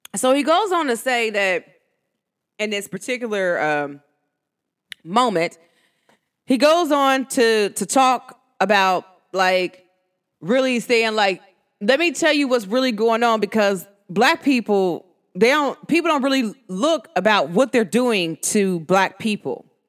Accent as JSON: {"language": "English", "country": "United States", "accent": "New York", "said": "my New York accent. Uh, New Jersey slash New York"}